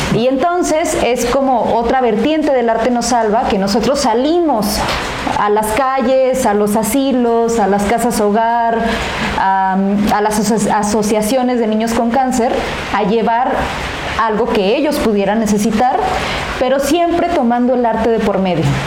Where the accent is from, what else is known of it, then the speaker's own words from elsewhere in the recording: Mexico; así somos los mexicanos